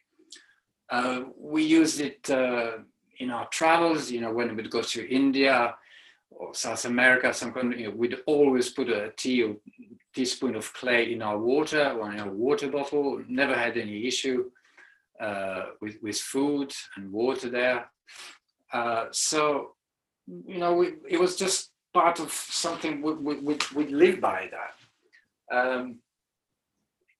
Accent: Serbia; moved away; I hail from Serbia in Central Europe

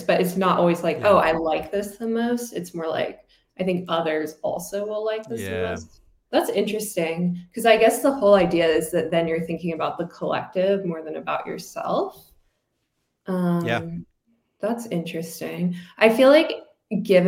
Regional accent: Virginia, United States; I'm from Virginia

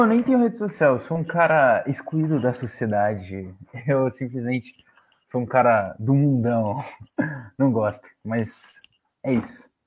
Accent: Brazil; Como brasileiro

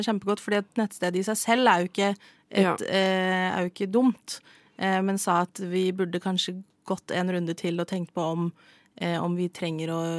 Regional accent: Norway; jeg er norsk.

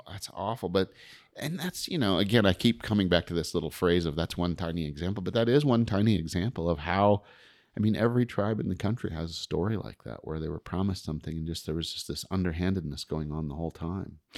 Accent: Crowheart, Wyoming, United States; moved away; also born or lived in Montana; growing up in Crowheart like I did or, you know, around Fort Washakie

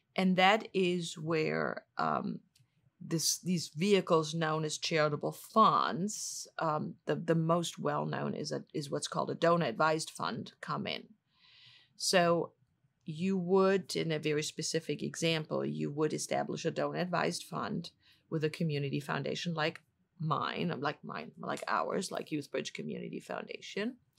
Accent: Germany; moved away as an adult; also born or lived in Washington, D.C.; now in St. Louis, United States; I'm originally from Germany

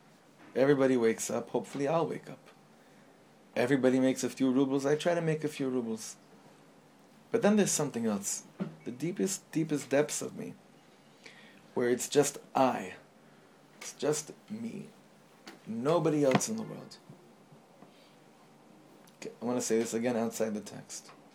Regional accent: Los Angeles, California, United States; the shul that I grew up in, actually, where my father was a chazan in Los Angeles

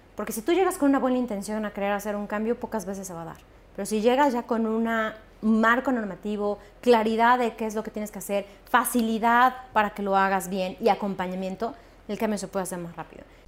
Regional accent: Xalapa, Veracruz, Mexico; yo nací en Jalapa, Veracruz, una ciudad que realmente era un centro de cultura

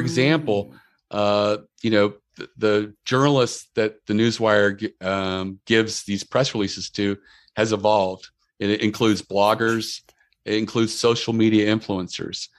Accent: Maryland, United States; we're from Maryland and we're known for crabs

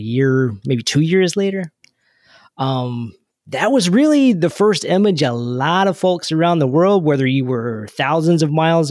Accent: Kentucky, United States; growing up in Kentucky

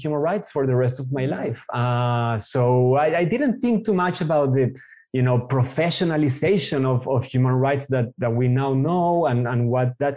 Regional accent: Colombia; moved away as an adult; also born or lived in Israel; now in Frankfurt, Germany; I moved from Colombia to Israel to do my university there. And when I arrived at 18 years old

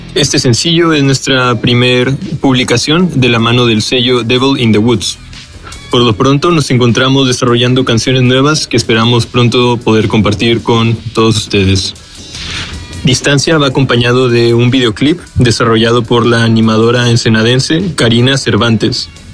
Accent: Tijuana, Baja California, Mexico; Somos una banda originaria de Tijuana, Baja California

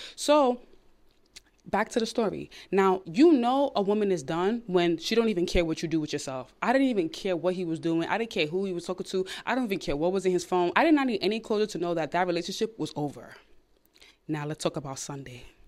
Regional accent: New York City, New York, United States; I'm from Brooklyn, New York.

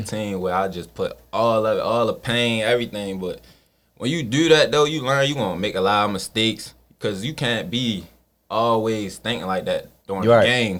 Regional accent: Baltimore, Maryland, United States; Like I come from Gilmore Homes. Mm-hmm. I moved down Empson Avenue. Like I've been around the city. I moved over east down the hill. So mm-hmm. I've been mm-hmm. living all over Baltimore trenches.

